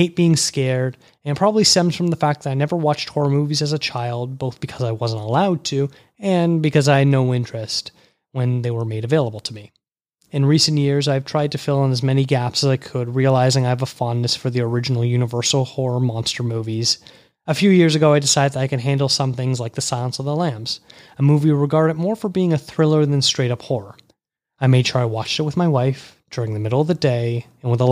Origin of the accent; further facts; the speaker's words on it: just outside Toronto, Ontario, Canada; I was born just outside Toronto, Canada